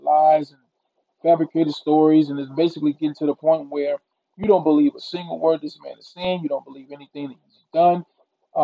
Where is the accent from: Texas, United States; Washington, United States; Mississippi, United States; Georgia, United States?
Mississippi, United States; my home state of Mississippi, which is where I was born and raised